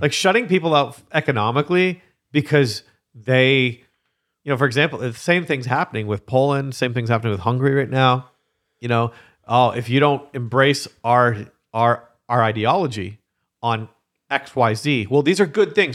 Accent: Canada; I am Canadian.

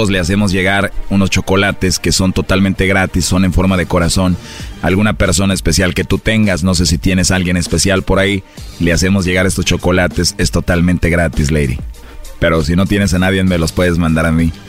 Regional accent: Mexico; No, yo no soy de Medellín, soy de México.

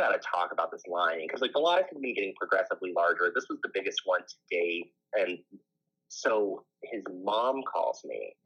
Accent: Las Vegas, Nevada, United States; I'm from Vegas.

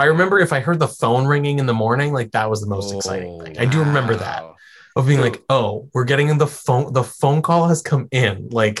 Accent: New England, United States; growing up in New England

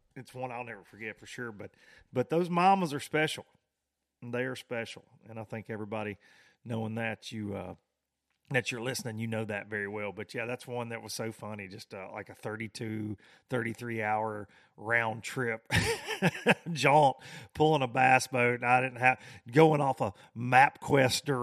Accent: the South, United States; I was in a foreign land to me growing up in the South

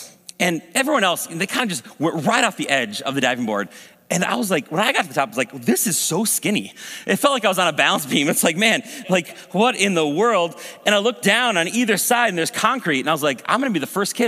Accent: Maple Grove, Minnesota, United States; I grew up here in Maple Grove

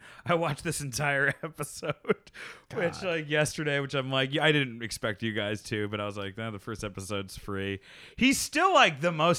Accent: Canada; This is my home country. Canadians always root for Canadians, like whether it's Sami Zayn or Kevin Owens.

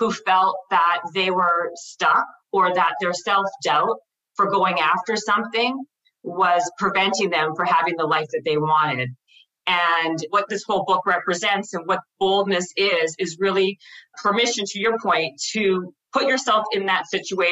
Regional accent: Winnipeg, Manitoba, Canada; I'm from Winnipeg, Manitoba.

